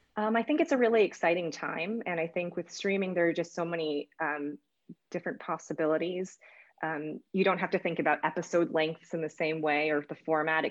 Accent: United States; I'm Asian American

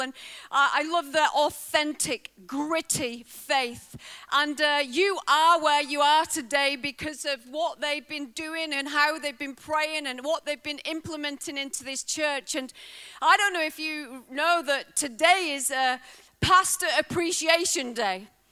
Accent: Bolton, North West England, United Kingdom; moved away as an adult; now in Wales, United Kingdom; I was raised in a working class family. Uh, my family didn't have a lot. We were raised on a, a council estate in uh, the northwest in Lancashire, Bolton

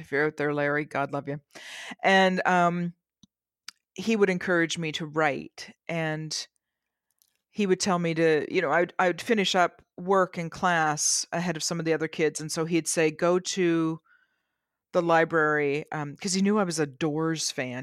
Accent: Canada; I'm Canadian.

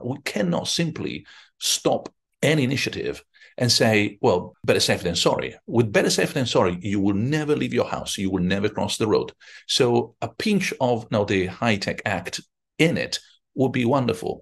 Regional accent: Rome, Lazio, Italy; I'm from Rome

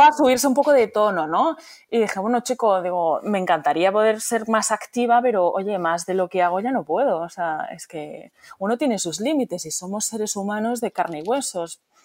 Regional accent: Barcelona, Catalonia, Spain; moved away; yo soy de origen polaco, pero crecida en Barcelona, eh, mm. donde somos bilingües porque hablamos español y catalán. Y mm. encima, pues en casa en polaco

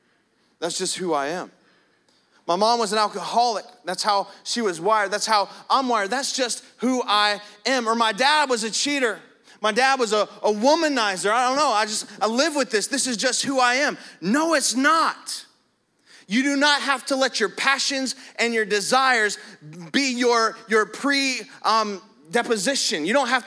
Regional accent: New Jersey, United States; I'm not an angry jerk. I'm from Jersey, you know, and that's just the Italian in me.

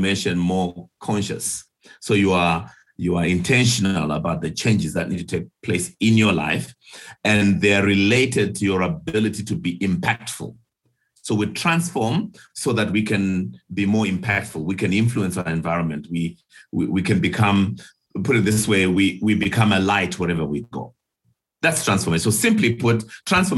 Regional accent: Zimbabwe; I was actually born in Rhodesia then, now Zimbabwe, some 55 years ago. My, how time moves. So I grew up in Zim.

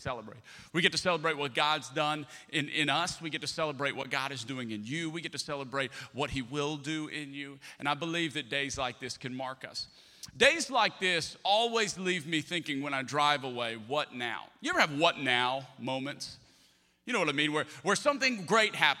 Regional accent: Lafayette, Louisiana, United States; moved away; also born or lived in Birmingham, Alabama; I'm from South Louisiana originally. I'm a Cajun. I'm from Lafayette, Louisiana

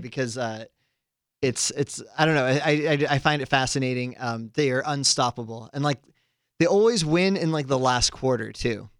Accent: Santa Cruz, California, United States; my hometown of Santa Cruz, California

